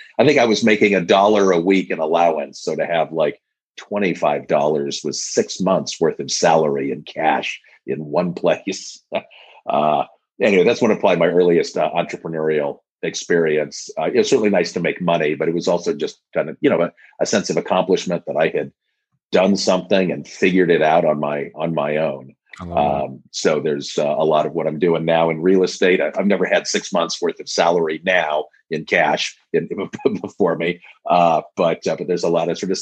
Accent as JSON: {"language": "English", "town": "Denver", "region": "Colorado", "country": "United States", "tie": "born or raised there", "said": "I grew up in Denver."}